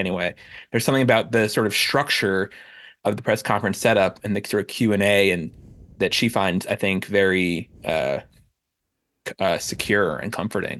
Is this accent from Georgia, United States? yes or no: no; Miami Beach, Florida, United States; I grew up in Miami Beach